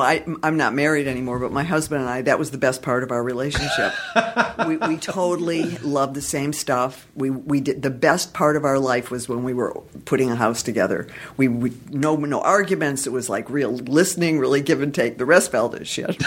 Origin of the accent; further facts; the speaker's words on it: Detroit, Michigan, United States; now in Los Angeles, United States; I'm from Detroit originally